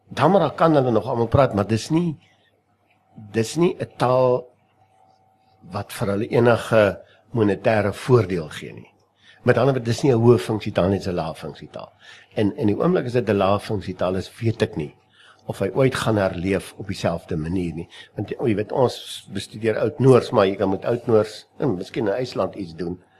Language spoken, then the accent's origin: Afrikaans; South Africa; ons as Afrikaner, ons as Suid-Afrikaners